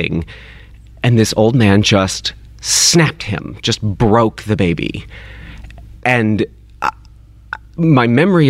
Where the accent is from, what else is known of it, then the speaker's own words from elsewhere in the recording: Kentucky, United States; I grew up in Kentucky